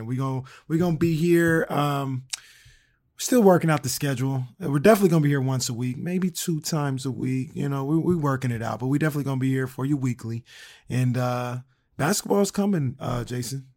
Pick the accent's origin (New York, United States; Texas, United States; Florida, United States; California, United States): California, United States; being born and raised in California